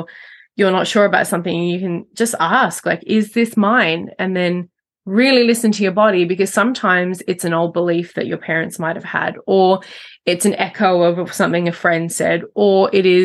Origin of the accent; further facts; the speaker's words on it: Australia; growing up in Australia